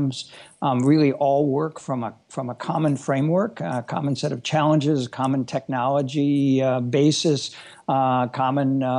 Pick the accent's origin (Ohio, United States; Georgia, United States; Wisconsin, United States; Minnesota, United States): Wisconsin, United States; I grew up in Wisconsin in the central part of the U.S.